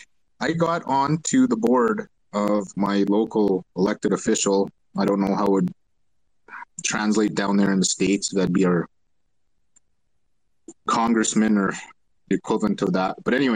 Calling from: Alberta, Canada; I'm calling from Canada here in Alberta

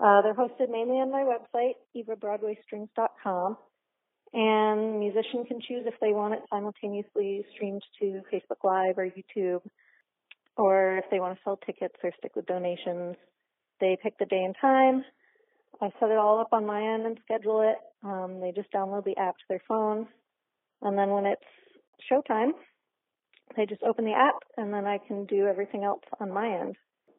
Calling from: Boston, Massachusetts, United States; I'm calling from Boston

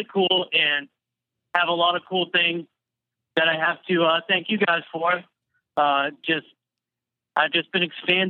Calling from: Boston, Massachusetts, United States; I'm calling from Boston.

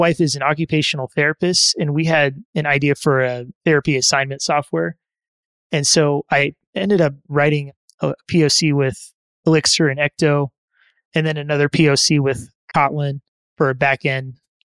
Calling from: Denver, Colorado, United States; I am calling from the suburbs of Denver, Colorado.

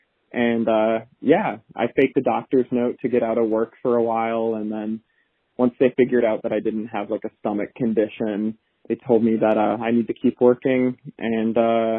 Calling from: Minneapolis, Minnesota, United States; I'm from Minneapolis, Minnesota.

